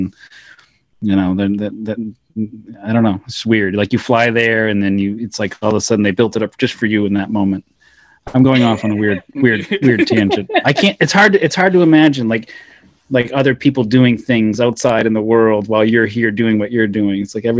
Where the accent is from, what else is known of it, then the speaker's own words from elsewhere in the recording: Portland, Maine, United States; So now that's an area even bigger than Portland, Maine, where I grew up, and not as big as the Chicago area where Leonard's from, but I was born and raised in Maine. I've never really been out.